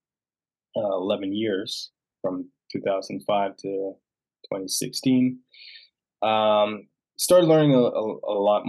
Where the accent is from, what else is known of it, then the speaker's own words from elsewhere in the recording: Toronto, Ontario, Canada; Born and raised in Toronto